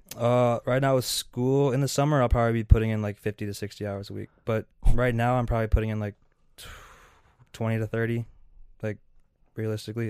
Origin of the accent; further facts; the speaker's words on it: Seattle, Washington, United States; moved away as an adult; now in Minnesota, United States; I came over from Seattle. That's where I was born and raised.